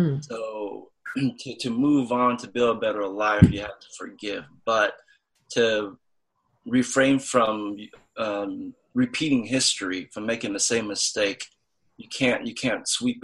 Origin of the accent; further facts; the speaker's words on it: Vietnam; I'm from Vietnam